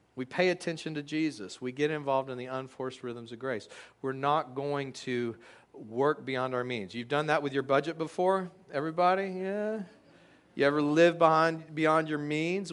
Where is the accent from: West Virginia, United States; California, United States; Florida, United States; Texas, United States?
Texas, United States; I grew up in Texas